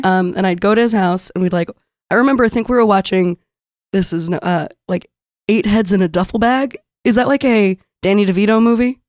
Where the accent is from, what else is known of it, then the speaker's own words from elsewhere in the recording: San Diego, California, United States; moved away as an adult; now in Brooklyn, United States; I grew up in San Diego